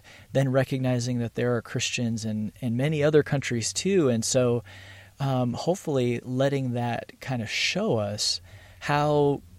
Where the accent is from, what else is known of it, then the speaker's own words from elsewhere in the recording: United States; I'm grateful for where I was born. I think there's a lot of good things about being American.